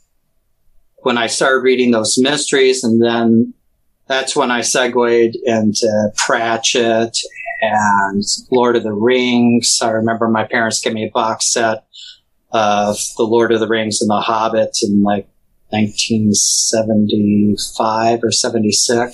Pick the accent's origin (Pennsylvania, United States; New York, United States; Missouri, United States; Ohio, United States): Missouri, United States; especially being down in Missouri, which was a slave state